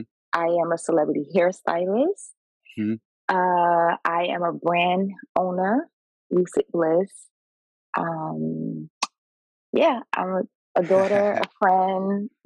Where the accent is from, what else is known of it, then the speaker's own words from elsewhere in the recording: Essex County, New Jersey, United States; I grew up in Essex County, New Jersey. And I say Essex County because we legit grew up all across Essex County, East Orange, Irvington, Newark.